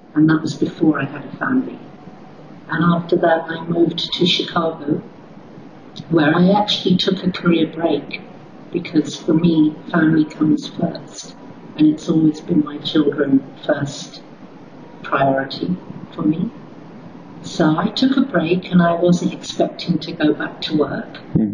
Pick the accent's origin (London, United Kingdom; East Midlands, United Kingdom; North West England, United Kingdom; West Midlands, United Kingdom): London, United Kingdom; moved away as an adult; also born or lived in United States; now in Doha, Qatar; I was born and raised in London